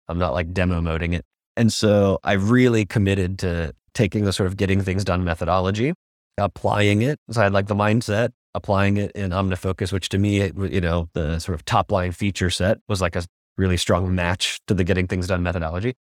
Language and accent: English; United States; now in Singapore; I'm a American designer